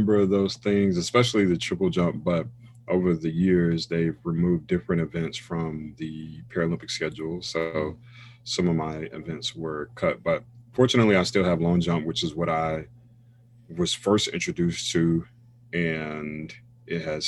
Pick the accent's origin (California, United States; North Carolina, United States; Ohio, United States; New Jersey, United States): North Carolina, United States; Raleigh